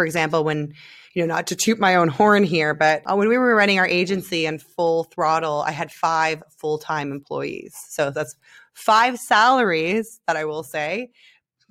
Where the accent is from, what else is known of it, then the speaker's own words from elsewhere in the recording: Canada; moved away as an adult; now in Israel; I'm Canadian